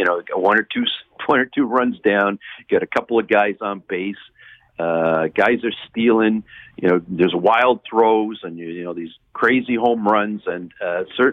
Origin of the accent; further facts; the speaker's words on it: Canada; as a Canadian baseball fan